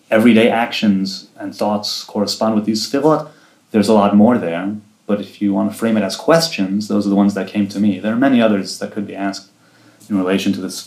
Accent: Jerusalem, Jerusalem District, Israel; also born or lived in Rehovot / Safed; Jerusalem. I've lived here my whole life. I moved here when I was two from the Chovot, and other than a few years in Tzfat, I've lived here all my life.

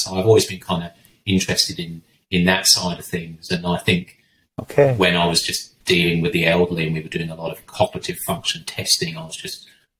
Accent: England, United Kingdom; moved away as an adult; also born or lived in North East Scotland / Leicester; now in Australia; So I'm English. Came to Australia in 2000, but before that, sort of lived in southwest of England and then northeast of Scotland, and then back sort of halfway between the two, went to Leicester University

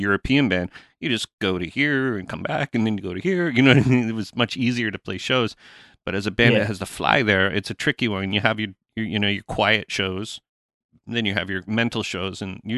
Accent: Canada; as a Canadian band, we never toured America ever.

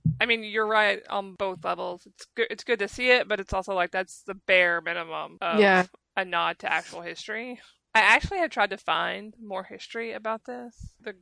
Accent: United States; I am American

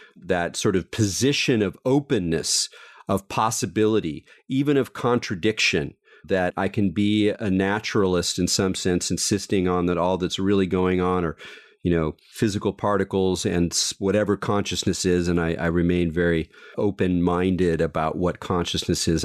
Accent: Southern California, United States; I grew up in Southern California

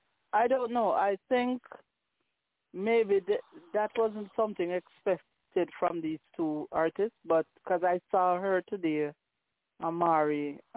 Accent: Jamaica; now in Canada; growing up in Jamaica

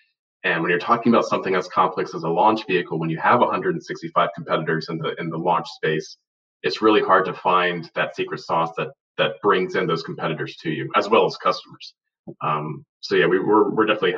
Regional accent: Charleston, South Carolina, United States; moved away; I'm originally from South Carolina, from Charleston, South Carolina

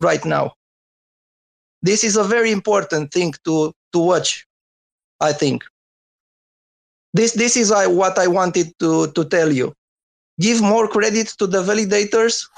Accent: Romania; from Romania.

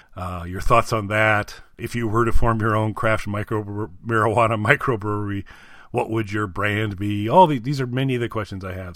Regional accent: Indiana, United States; now in Illinois, United States; I'm in Illinois now, but I, wa, I was born and raised in Indiana

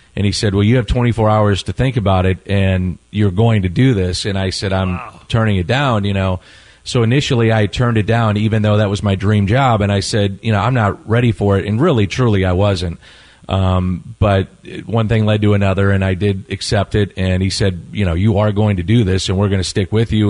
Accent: St. Louis, Missouri, United States; I, I, was born and raised in South St. Louis

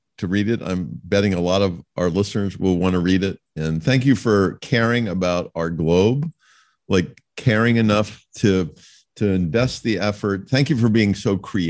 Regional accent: United States; I don't think of myself as an American. I actually a lot of times prefer not to think of myself as an American

